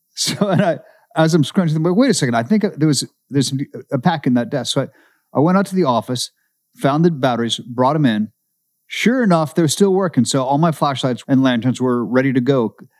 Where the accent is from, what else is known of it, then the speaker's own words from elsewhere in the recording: Seattle, Washington, United States; moved away; I grew up in Seattle